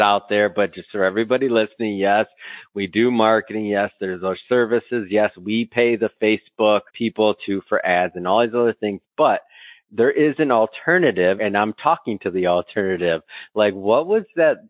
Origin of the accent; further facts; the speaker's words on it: Michigan, United States; moved away as an adult; also born or lived in Scottsdale, Arizona; I'm from Michigan originally